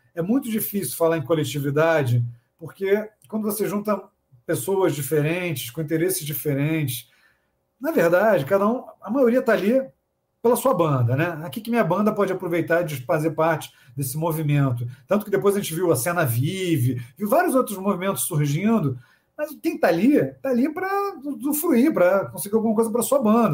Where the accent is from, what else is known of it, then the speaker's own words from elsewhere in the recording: Niterói, Rio de Janeiro, Brazil; also born or lived in São Paulo; a gente não é do Rio, a gente é de Niterói